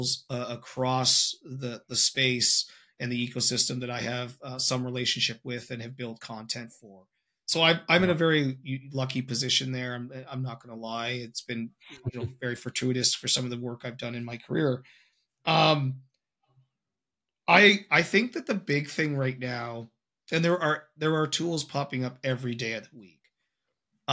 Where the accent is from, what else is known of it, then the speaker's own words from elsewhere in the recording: Canada; I'm Canadian